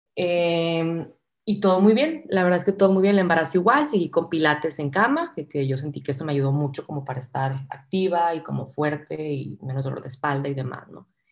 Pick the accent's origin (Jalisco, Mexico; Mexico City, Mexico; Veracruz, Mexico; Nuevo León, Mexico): Nuevo León, Mexico; Monterrey; soy de Monterrey, eh, estudié arquitectura aquí en el TEC